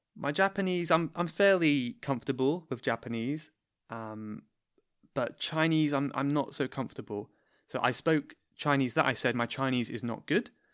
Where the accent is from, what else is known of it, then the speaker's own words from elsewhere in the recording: Cornwall, South West England, United Kingdom; now in London, United Kingdom; I am from Cornwall